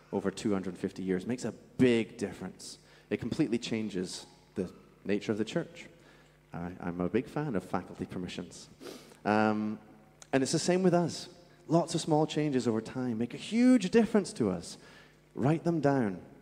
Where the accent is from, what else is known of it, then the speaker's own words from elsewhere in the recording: Scotland, United Kingdom; accent: Scottish; moved away; where I'm from in Scotland, by the way, that's where my accent's from, there was these benches in the middle of our town